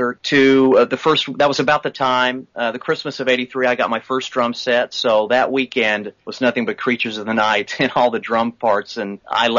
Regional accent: Oklahoma, United States; I'm from Oklahoma

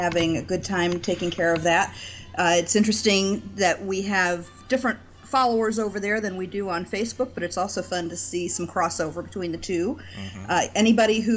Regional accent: St. Louis, Missouri, United States; my hometown of St. Louis

